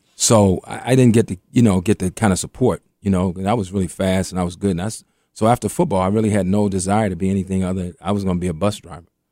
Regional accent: Washington, District of Columbia, United States; I grew up in Mayfair Mansion, right across from Parkside. May, and, and Parkside was one of the roughest projects in D C

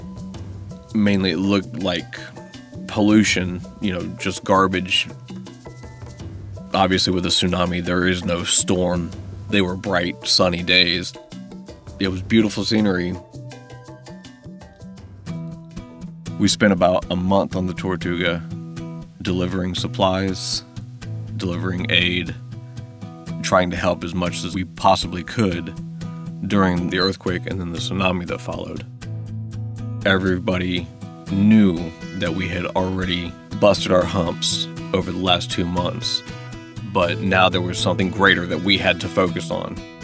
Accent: North Carolina, United States; moved away; I am from North Carolina

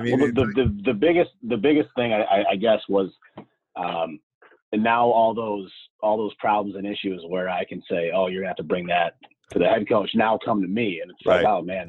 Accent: Scranton, Pennsylvania, United States; I am from Scranton, Pennsylvania, so northeast part of Pennsylvania.

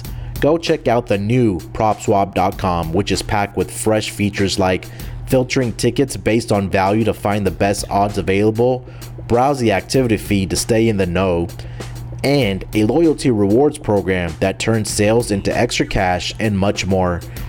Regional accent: Houston, Texas, United States; Let's get started with my hometown team, the Houston Texans.

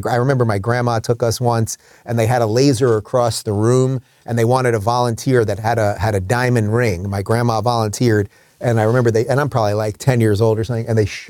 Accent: Long Island, New York, United States; I grew up in Long Island

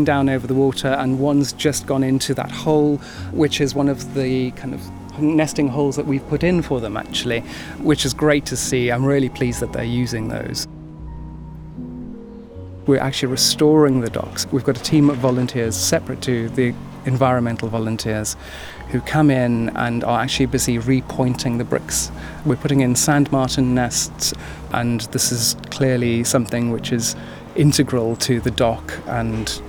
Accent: South Africa; now in Bethnal Green, London, United Kingdom; I was born in South Africa and, you know, my childhood was spent running through the veld

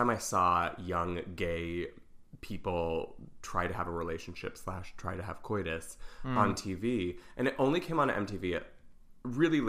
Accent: Pennsylvania, United States; I'm so fucking from Pennsylvania

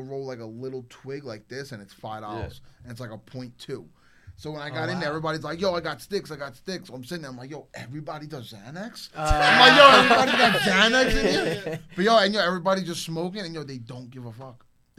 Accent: Brooklyn, New York, United States; also born or lived in Staten Island; now in Florida, United States; I came from Brooklyn.

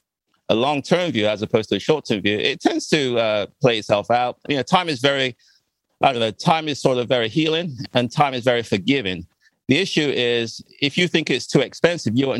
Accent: England, United Kingdom; moved away as an adult; also born or lived in Ghana; now in Washington, D.C., United States; I was born in Ghana, and then we left when I was 5 years old, we moved to England. And I lived in England for about 37 years ago when I came to the U.S.

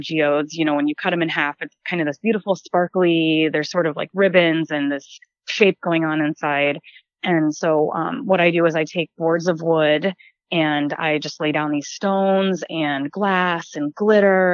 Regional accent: New Jersey, United States; moved away as an adult; also born or lived in Ohio / Columbus, Ohio / North Dakota; I was born and raised in New Jersey, lived in Columbus, Ohio

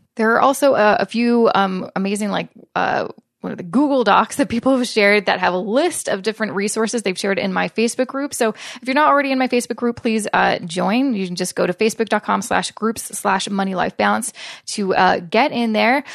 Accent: Canada; I'm a Canadian

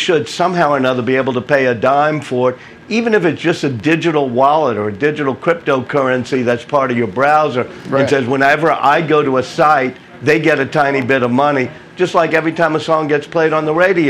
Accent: New Orleans, Louisiana, United States; I grew up here in New Orleans. I was just like a 20-year-old

